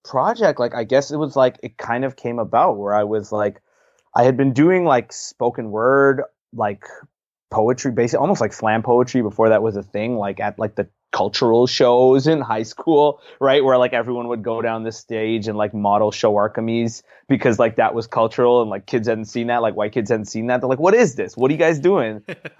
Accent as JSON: {"language": "English", "town": "Pickering", "region": "Ontario", "country": "Canada", "tie": "born or raised there", "said": "So I grew up in Toronto, Ontario. Canada, so the six, as Drake has dubbed it, just a little bit outside in a city called Pickering, where my family lives."}